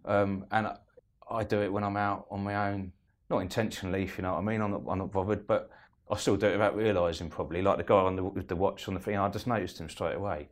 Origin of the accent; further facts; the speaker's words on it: Eastbourne, South East England, United Kingdom; I'm from Eastbourne